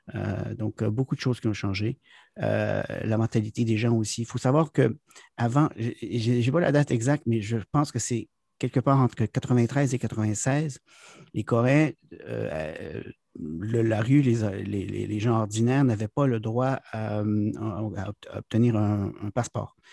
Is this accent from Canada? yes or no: yes; Quebec, Canada; moved away as an adult; now in South Korea; je suis originaire du Québec